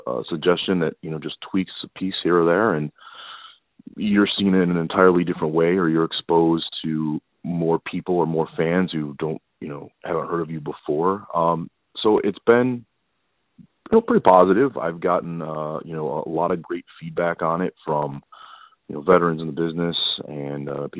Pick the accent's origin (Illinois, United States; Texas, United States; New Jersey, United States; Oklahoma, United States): Illinois, United States; Chicago; I've grown up in the Chicagoland area.